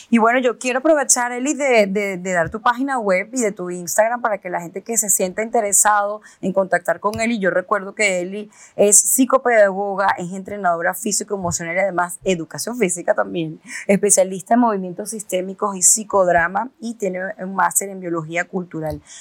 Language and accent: Spanish; Venezuela; moved away; como venirte de un país a otro, en mi caso que yo vine de Venezuela